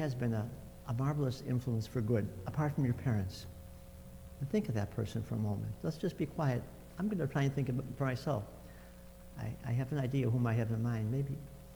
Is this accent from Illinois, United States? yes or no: yes; Chicago, Illinois, United States; I was raised in Chicago